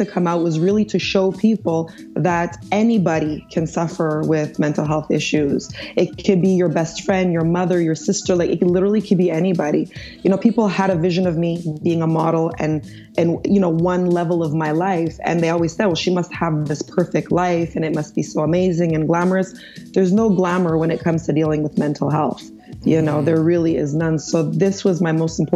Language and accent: English; Montreal, Quebec, Canada; also born or lived in Nigeria; I'm an American Canadian. I was born in Montreal, Quebec.